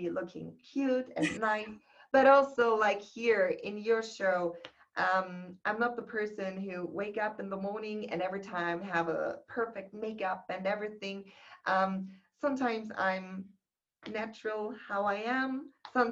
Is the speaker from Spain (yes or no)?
no; Germany; I was born in Germany